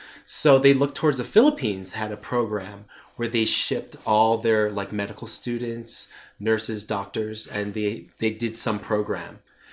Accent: New York, United States; we're both first generation American. We're both born here. She was born in New Jersey. I was born in New York.

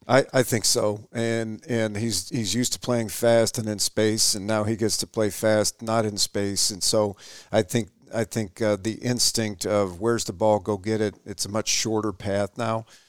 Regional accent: Sheboygan, Michigan, United States; now in Shepherd, United States; I grew up in Sheboygan

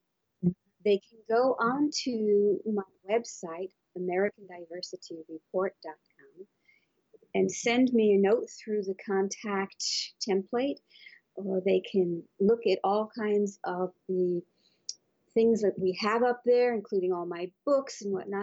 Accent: Bermuda; moved away; I was brought up in Bermuda, where there are no mountains

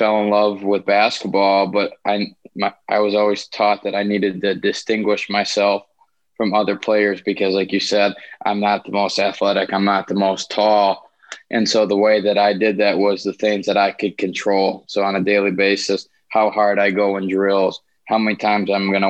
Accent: Grand Rapids, Michigan, United States; I'm from Grand Rapids, Michigan

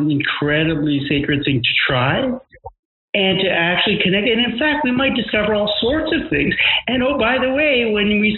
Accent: New York, United States; moved away; also born or lived in India; I'm an Indian growing up in New York

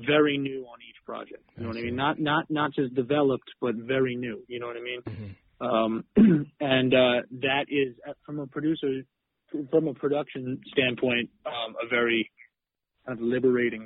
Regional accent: Western Massachusetts, United States; also born or lived in New York City; now in Boston, United States; But I grew up in Western Mass

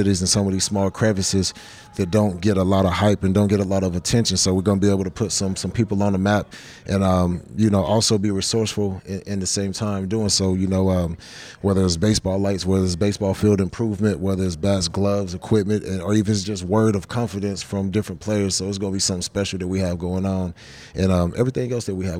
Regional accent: Columbus, Georgia, United States; I'm from Columbus, Georgia

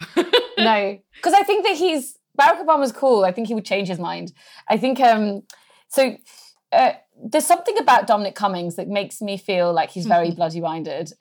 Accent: England, United Kingdom; I was born in England

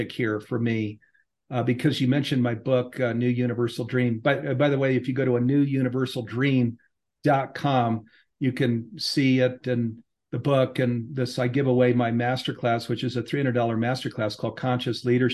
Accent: East Coast, United States; also born or lived in Silicon Valley / California; now in Boulder, United States; I grew up on the East Coast with six brothers and sisters

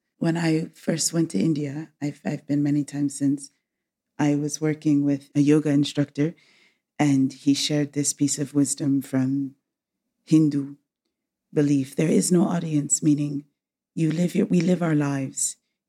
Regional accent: England, United Kingdom; born there; I was born in England. I was educated in the United States and back in England.

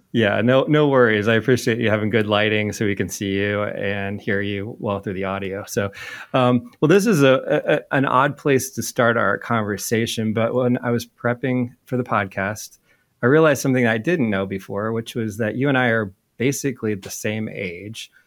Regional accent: Indianapolis, Indiana, United States; also born or lived in Georgia; I grew up in Indy

